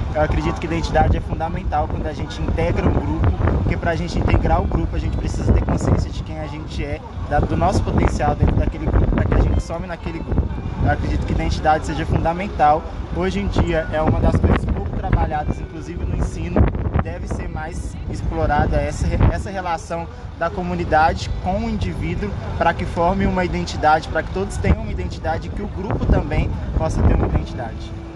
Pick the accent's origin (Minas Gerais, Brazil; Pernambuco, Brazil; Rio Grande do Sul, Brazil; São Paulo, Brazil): Minas Gerais, Brazil; quilombo in; moved away; also born or lived in Rio Grande do Norte; sou quilombola do quilombo Umbuns Caiango de Minas Gerais